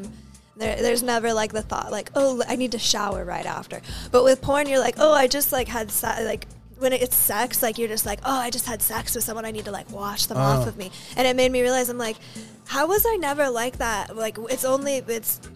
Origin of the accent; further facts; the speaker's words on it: New Mexico, United States; accent: Valley girl; I'm from the New Mexico Valley